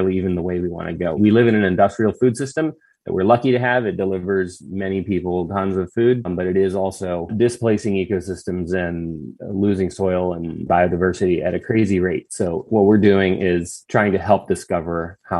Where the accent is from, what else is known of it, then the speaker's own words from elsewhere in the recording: Bowie, Maryland, United States; moved away as an adult; I grew up in Bowie, Maryland.